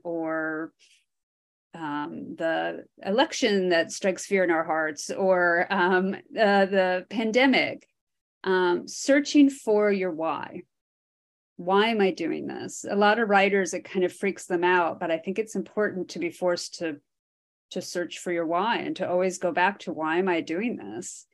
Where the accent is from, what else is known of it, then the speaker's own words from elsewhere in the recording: Iowa, United States; I grew up in Iowa, which is considered the drive-through state.